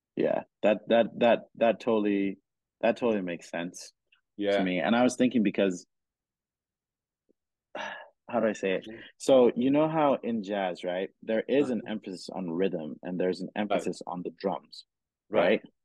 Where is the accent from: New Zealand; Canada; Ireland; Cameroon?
Cameroon; moved away; I grew up in Cameroon